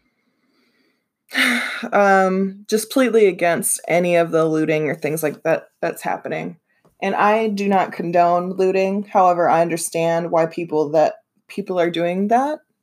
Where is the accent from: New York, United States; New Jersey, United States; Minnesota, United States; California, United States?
Minnesota, United States; I'm from Minnesota